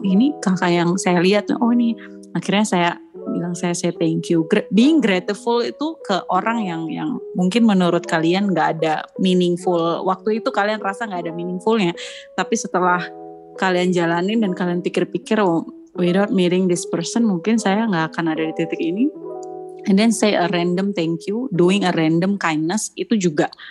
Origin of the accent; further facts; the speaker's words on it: Surabaya, East Java, Indonesia; moved away; also born or lived in Flores, East Nusa Tenggara / Bajawa; lahir besarnya di Surabaya